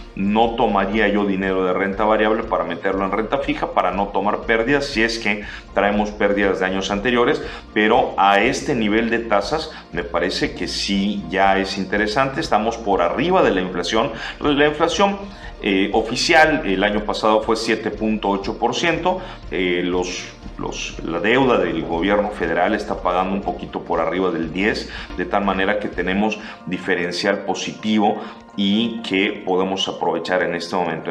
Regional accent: Mexico

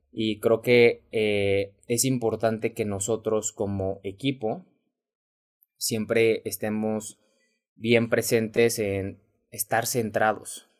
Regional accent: Mexico; mexicano, emprendedor y empresario

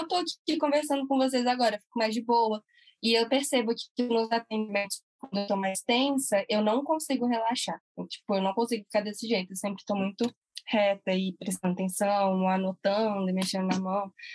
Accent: Brasília, Federal District, Brazil; a gente é de Brasília

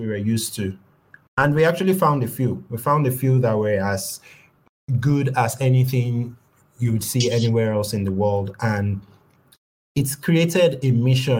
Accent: Nigeria; We're Nigerian men. We grew up in Nigeria

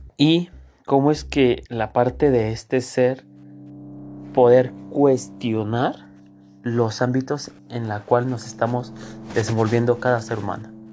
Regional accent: Mexico; nosotros como mexicanos que tenemos esta necesidad de trabajar

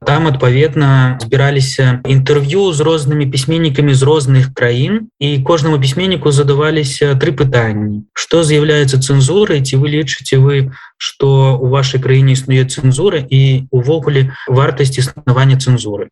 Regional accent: Belarus; я беларускі пісьменнік

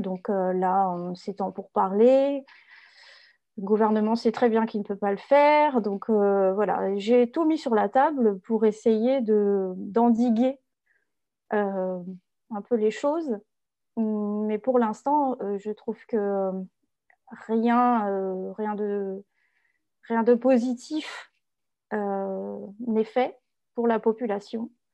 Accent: France; en tant que Français

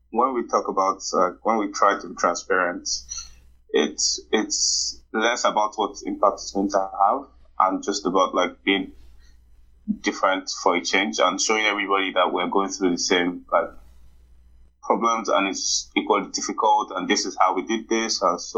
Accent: Nigeria; Like as a Nigerian, you grow up learning to sort everything for yourself.

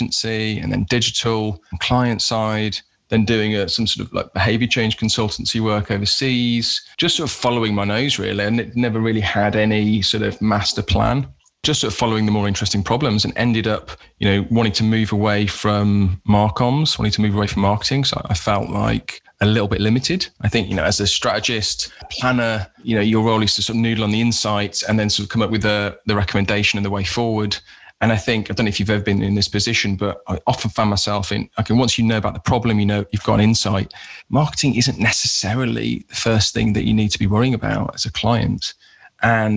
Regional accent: Birmingham, West Midlands, United Kingdom; I was like from Birmingham.

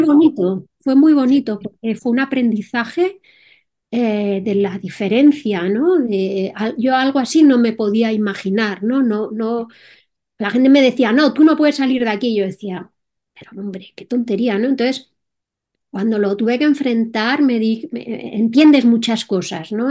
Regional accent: Madrid, Community of Madrid, Spain; soy española, eh, más concretamente de Madrid

